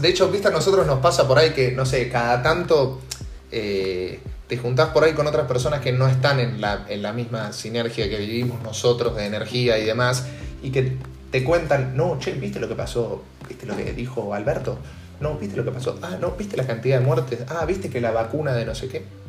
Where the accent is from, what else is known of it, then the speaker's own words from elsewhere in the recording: Buenos Aires, Argentina; yo soy un cheto de Belgrano que iba a colegio privado y vacacionaba en Punta del Este